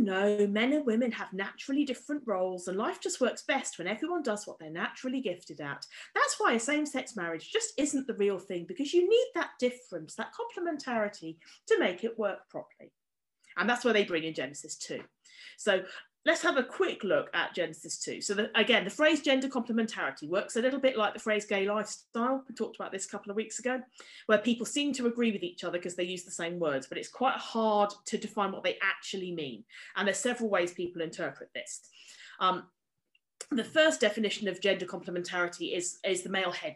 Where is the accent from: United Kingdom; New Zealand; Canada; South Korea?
United Kingdom; as a British woman